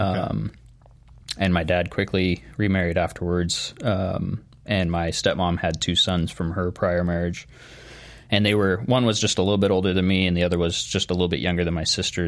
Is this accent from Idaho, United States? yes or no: yes; Nampa, Idaho, United States; born and raised in Nampa